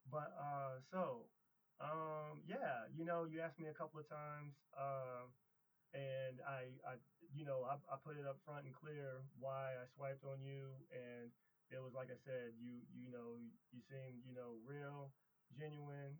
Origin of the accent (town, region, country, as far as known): Springfield, Midwest, United States; born or raised there